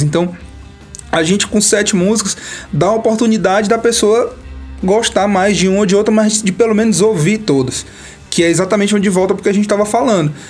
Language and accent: Portuguese; Campo Maior, Piauí, Brazil; also born or lived in Minas Gerais; now in Teresina, Brazil; quando eu comecei a tocar aqui em Teresina, que eu sou de Campo Maior, quando eu vim de lá pra cá